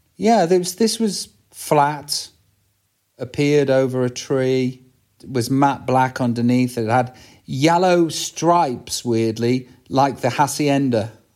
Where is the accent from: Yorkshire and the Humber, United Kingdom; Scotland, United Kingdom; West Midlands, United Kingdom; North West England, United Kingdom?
West Midlands, United Kingdom; Stoke-on-Trent; accent: Stoke; growing up in Staffordshire